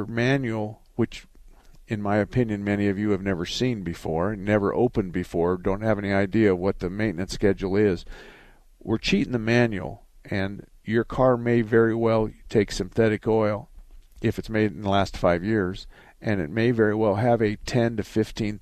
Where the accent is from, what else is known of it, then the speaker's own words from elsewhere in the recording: Arizona, United States; I was born and raised in Arizona.